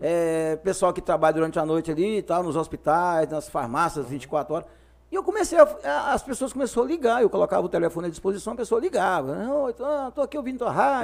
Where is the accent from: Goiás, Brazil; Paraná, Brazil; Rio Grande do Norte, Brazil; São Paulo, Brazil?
Goiás, Brazil; near Goiânia; also born or lived in Conceição do Araguaia, Pará / Caseara, Tocantins; now in Pará, Brazil; Como nós morava perto de Goiânia nessa época, que eu nasci perto de Goiânia